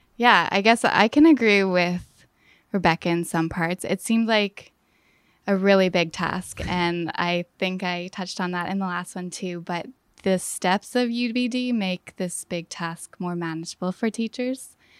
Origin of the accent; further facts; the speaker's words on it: Fort St. John, British Columbia, Canada; moved away as an adult; northern B C. It's called Fort Saint John. And I grew up there